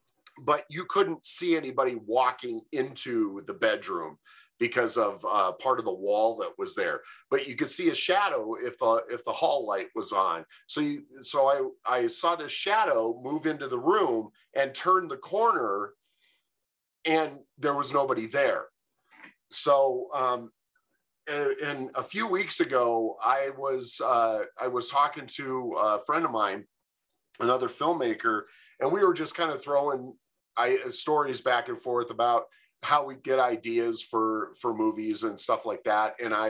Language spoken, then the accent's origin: English; Michigan, United States; also born or lived in California; now in Grand Junction, United States; I live in Grand Junction, Colorado. I've lived here for about 16 years. And originally, I'm from Michigan. Spent most of my life in California, so it's definitely I've been around a little bit.